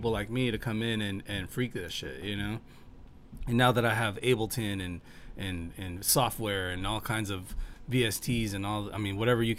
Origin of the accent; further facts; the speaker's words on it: Corpus Christi, Texas, United States; also born or lived in Harlingen, Texas / Houston, Texas / Miami; I'm from Corpus, born and raised